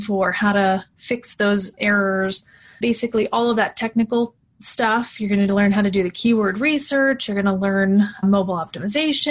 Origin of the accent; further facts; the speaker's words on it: Pennsylvania, United States; I was born in Pennsylvania